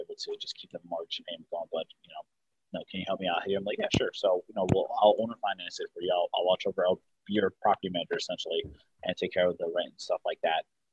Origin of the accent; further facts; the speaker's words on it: West Orange, New Jersey, United States; also born or lived in Washington D.C./Maryland area; now in Maryland, United States; I'm actually from New Jersey, West Orange, New Jersey originally, but I live in the D.C. Maryland area right now